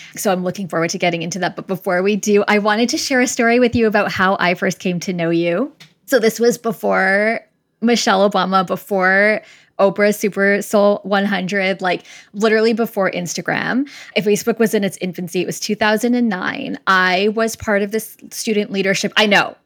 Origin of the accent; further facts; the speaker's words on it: Winnipeg, Manitoba, Canada; moved away; I'm originally from Winnipeg